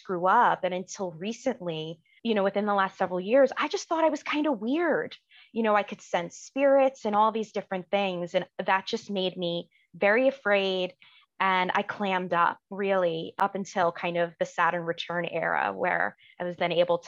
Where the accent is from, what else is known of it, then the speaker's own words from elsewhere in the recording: New York, United States; now in Washington, D.C. area, United States; I'm originally from New York, but now I live just outside Washington, D.C.